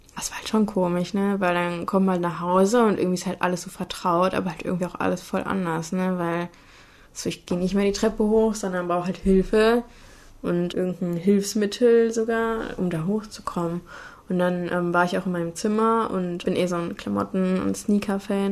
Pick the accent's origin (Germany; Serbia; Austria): Germany; Cologne, North Rhine-Westphalia; im Vorort von Köln aufgewachsen